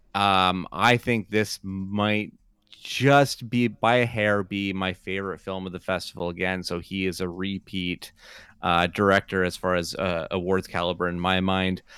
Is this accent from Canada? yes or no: yes; Canada; so ingrained as a Canadian kid of a certain age